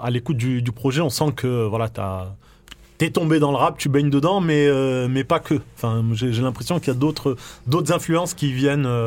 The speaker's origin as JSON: {"language": "French", "town": "Nice", "region": "Provence-Alpes-Côte d'Azur", "country": "France", "said": "moi, je reste niçois, moi."}